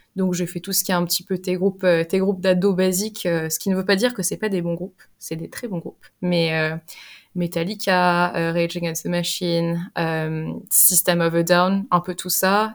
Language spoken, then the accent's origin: French; Limoges, Nouvelle-Aquitaine, France; moved away as an adult; now in England, United Kingdom; je viens de Limoges et j'habite en Angleterre depuis maintenant 5 ans